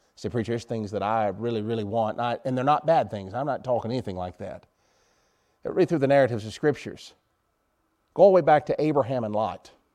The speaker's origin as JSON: {"language": "English", "country": "United States", "said": "I'm an American."}